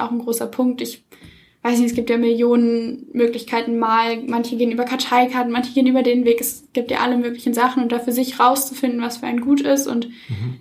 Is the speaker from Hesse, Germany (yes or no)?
no; Cologne, North Rhine-Westphalia, Germany; moved away as an adult; now in Munich, Germany; komme ursprünglich aus Köln, bin jetzt aber fürs Studium nach München gezogen